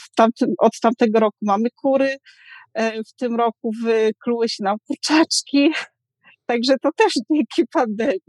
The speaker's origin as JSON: {"language": "Polish", "region": "southern Poland", "country": "Poland", "moved": "yes", "said": "ja jestem z południa Polski, więc tam z małej miejscowości"}